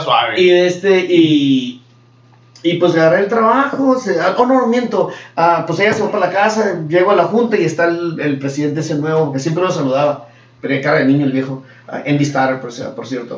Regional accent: Mexico; now in United States; venimos de Escuela de México

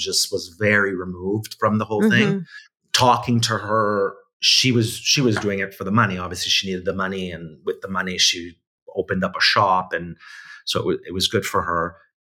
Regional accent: Italy; born there; So basically, I was born in Italy.

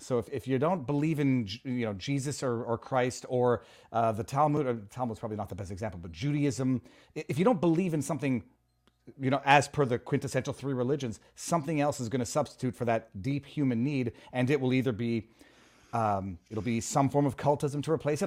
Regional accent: Canada; moved away

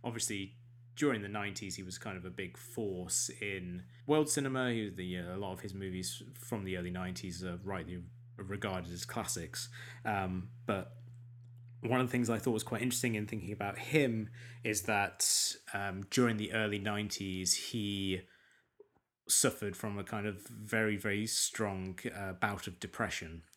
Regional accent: England, United Kingdom; we're both English

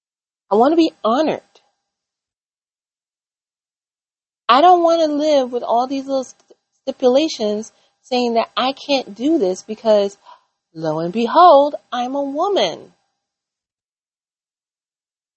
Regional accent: United States; as an American

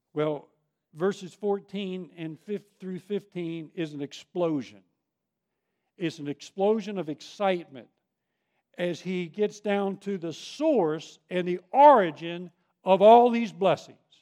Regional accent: Long Island, New York, United States; moved away; I grew up on Long Island

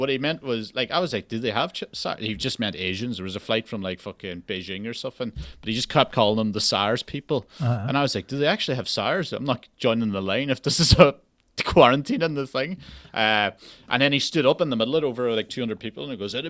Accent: Donegal, Ulster, Ireland; accent: Donegal; we're all from Donegal

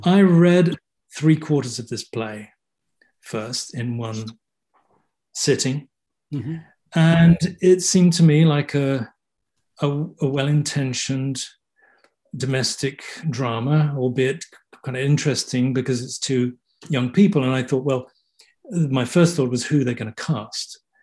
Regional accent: Kent, South East England, United Kingdom; I was born in England, and um, brought up in Kent, which is about thirty miles out of London. So I'm a southerner

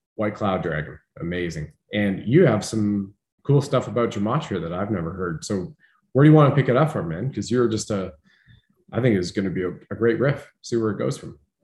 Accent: Canada; being a Canadian

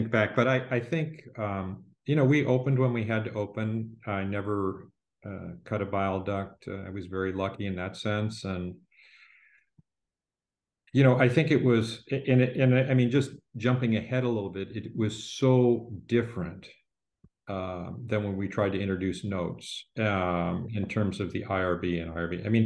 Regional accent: Midwest, United States; I was a kid from the Midwest who'd been turned

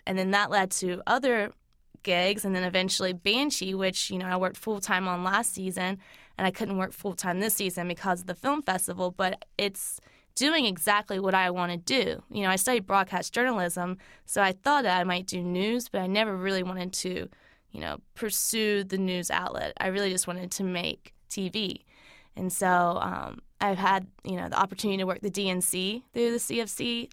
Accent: Lancaster, South Carolina, United States; now in Charlotte, United States; I grew up in Lancaster

